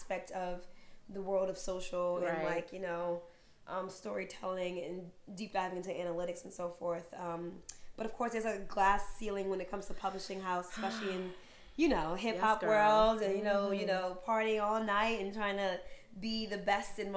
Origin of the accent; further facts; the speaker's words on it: New York City, New York, United States; I was born and raised in Harlem